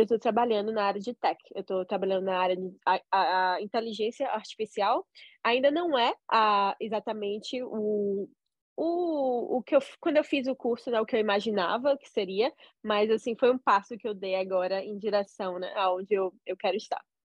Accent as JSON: {"language": "Portuguese", "town": "Salvador", "region": "Bahia", "country": "Brazil", "moved": "as an adult", "lives_now": "Sydney, Australia", "said": "Eu sou de Salvador"}